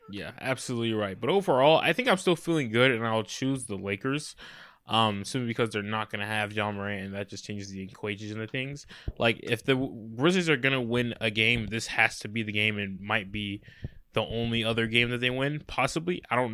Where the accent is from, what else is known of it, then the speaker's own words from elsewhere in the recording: Memphis, Tennessee, United States; Yeah, I'm from Memphis.